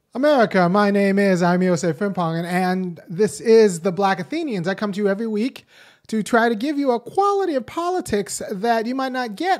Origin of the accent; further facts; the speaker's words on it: Los Angeles, California, United States; I was born in Los Angeles. I'm about their age